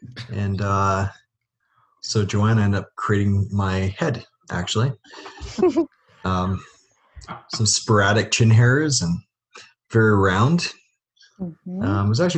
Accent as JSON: {"language": "English", "town": "Vancouver", "region": "British Columbia", "country": "Canada", "said": "also from Vancouver, Canada."}